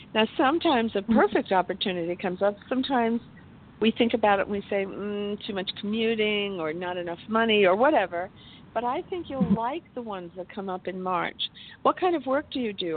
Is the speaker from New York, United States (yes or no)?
yes; New York, United States; I was born in New York